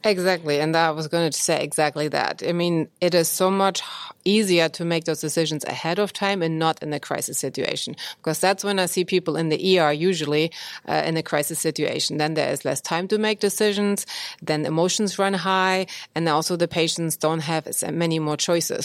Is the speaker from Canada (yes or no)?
no; Germany; moved away as an adult; now in United States; born in Germany, and I went to medical school there